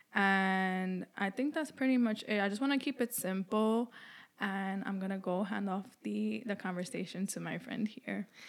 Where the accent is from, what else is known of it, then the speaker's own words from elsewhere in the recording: New York City, New York, United States; I was b-, born and raised in New York City, and I moved around the boroughs a lot